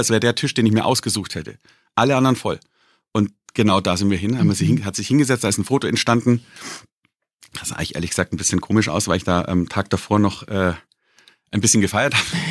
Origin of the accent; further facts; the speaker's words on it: Bavaria, Germany; gerade als Bayer und als Bierliebhaber